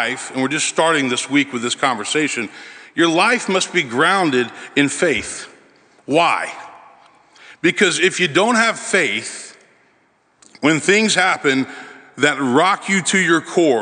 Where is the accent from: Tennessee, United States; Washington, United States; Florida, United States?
Tennessee, United States; Memphis; moved away as an adult; now in Nashville, United States; I grew up in Memphis, son of a minister, oldest of four children.